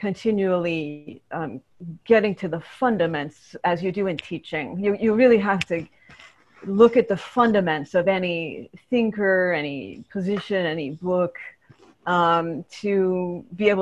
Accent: Ann Arbor, Michigan, United States; moved away; also born or lived in Berkeley, California / Santa Cruz, California; I was born in Berkeley, California. And I was a faculty brat. My father was a graduate student when I was born and later professor of philosophy at University of Michigan. So I spent many years in Ann Arbor, Michigan

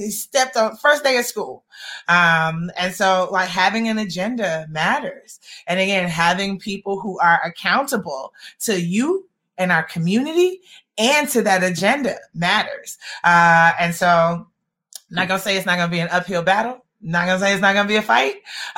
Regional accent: Atlanta, Georgia, United States; I grew up in Atlanta, and as you all probably know, we are raised on a steady diet of King quotes

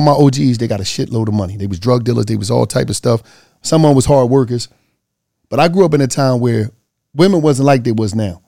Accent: Philadelphia, Pennsylvania, United States; I'm from Philly.

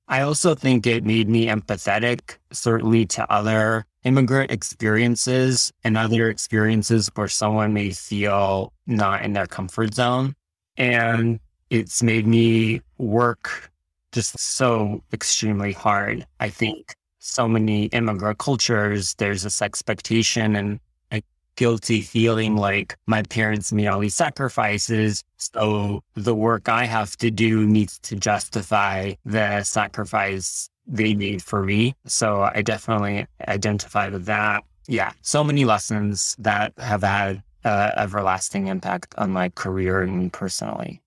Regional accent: Fremont, California, United States; also born or lived in Tashkent, Uzbekistan; My family and I immigrated to the United States when I was ten years old and grew up in the Bay Area all throughout high school

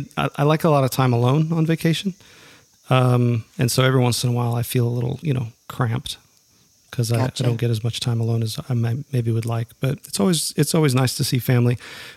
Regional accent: Minnesota, United States; moved away; I grew up in Minnesota. My and most of my family and all of my wife's family are still back there.

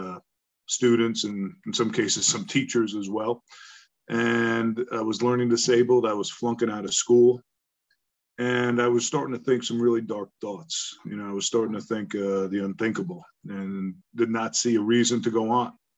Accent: Long Island, New York, United States; also born or lived in Bronx, New York; I was born in the Bronx. We moved out to Long Island, you know, to the suburbs

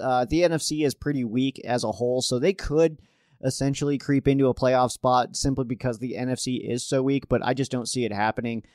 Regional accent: Colorado, United States; as a Colorado resident, a Cal, a Colorado local, uh, I was born out here in Colorado

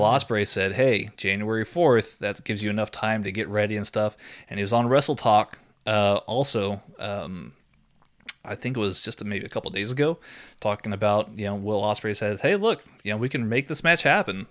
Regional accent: Austin, Texas, United States; also born or lived in San Antonio, Texas; I've lived here in Austin for the vast majority of my life

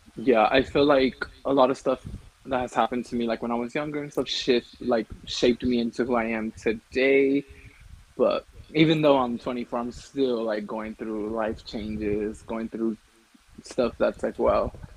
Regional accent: California, United States; moved away as an adult; now in Colorado, United States; I was born in California, but I currently live in Colorado

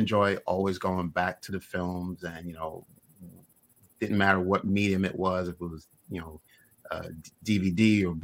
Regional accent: New York City, New York, United States; I grew up in Brooklyn

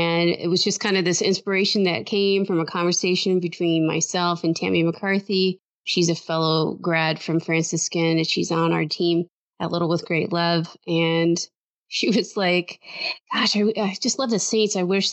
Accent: Detroit, Michigan, United States; now in Austin, United States; We grew up in the Metro Detroit area, but I actually, live in Austin, Texas.

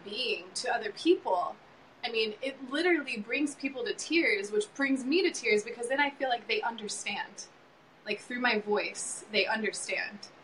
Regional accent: South Carolina, United States; I grew up in South Carolina, so I grew up on the East Coast

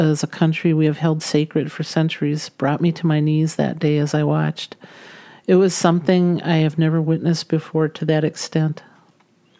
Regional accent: United States; we as American citizens

